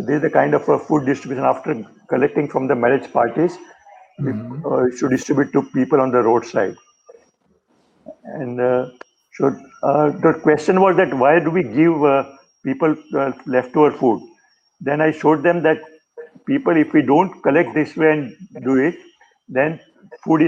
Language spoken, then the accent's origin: English; Mumbai, Maharashtra, India; I am from Mumbai, which is a commercial capital of India.